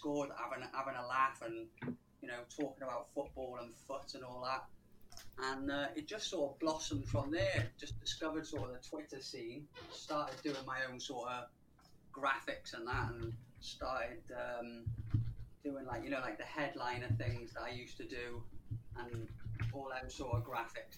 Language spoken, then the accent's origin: English; Welsh, Wales, United Kingdom; moved away as an adult; now in Liverpool, United Kingdom; I'm Welsh, but I live up in Liverpool.